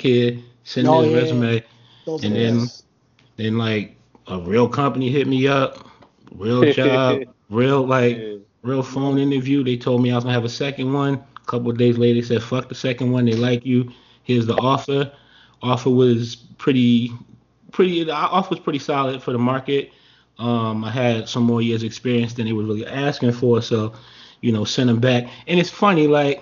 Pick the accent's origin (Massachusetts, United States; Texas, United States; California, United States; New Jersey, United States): New Jersey, United States; I'm from Jersey and shit like that, but it's like most of my family here.